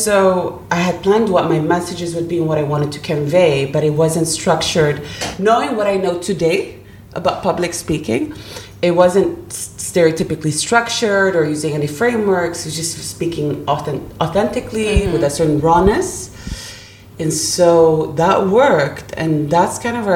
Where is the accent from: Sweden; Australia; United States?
Sweden; moved away; also born or lived in Germany; we moved on to Sweden. And that's where we finally landed and started rebuilding our lives